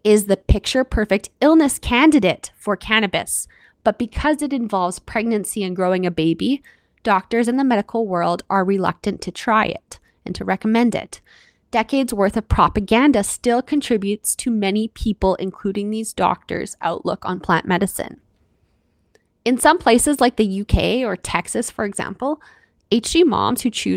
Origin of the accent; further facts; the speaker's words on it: Canada; I'm your Canadian host